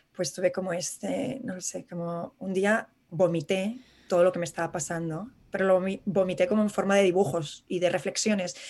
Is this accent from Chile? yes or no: no; Madrid, Community of Madrid, Spain; moved away as an adult; now in New York, United States; como madrileños por el mundo